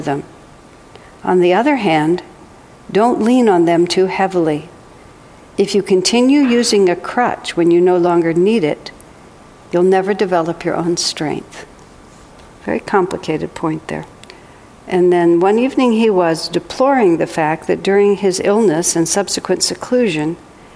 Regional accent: United States; I am American

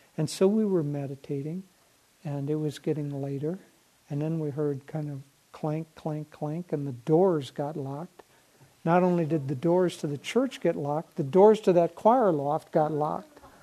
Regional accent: Minnesota, United States; growing up in Minnesota

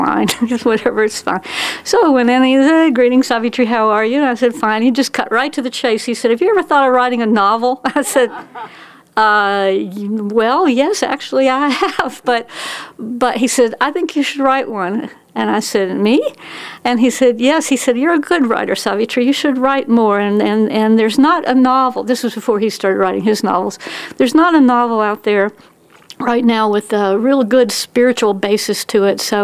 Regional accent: Tennessee, United States; moved away; also born or lived in Texas; I was born in Tennessee

